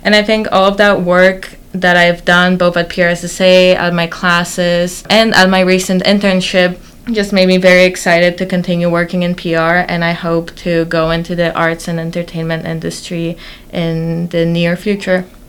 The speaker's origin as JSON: {"language": "English", "town": "Warsaw", "region": "Masovian Voivodeship", "country": "Poland", "moved": "as an adult", "lives_now": "Boston, United States", "said": "I'm originally from Warsaw, Poland, and I moved to Boston for college"}